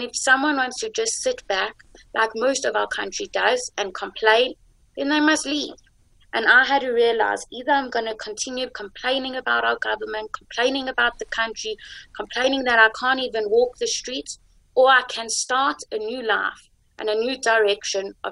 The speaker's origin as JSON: {"language": "English", "country": "Israel", "said": "I am from going from Israel, where I learned my Jewish beliefs."}